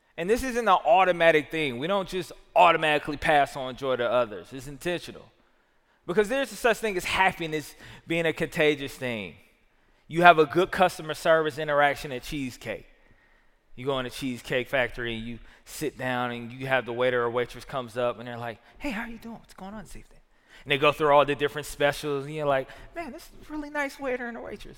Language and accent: English; the South, United States; I'm a Southerner